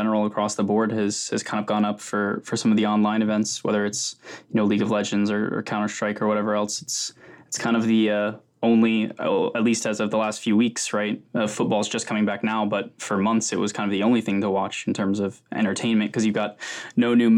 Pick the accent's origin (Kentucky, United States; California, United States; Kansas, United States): Kansas, United States; Wichita; now in London, United Kingdom; I'm actually from Wichita, Kansas, originally